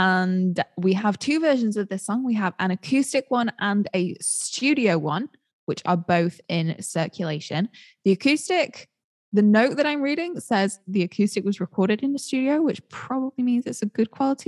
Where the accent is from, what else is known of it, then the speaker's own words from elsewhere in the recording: United Kingdom; as a Brit